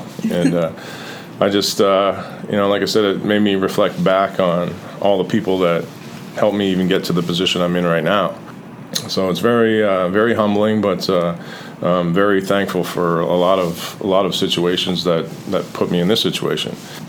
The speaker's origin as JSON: {"language": "English", "country": "Canada", "tie": "born or raised there", "moved": "yes", "said": "growing up in Canada"}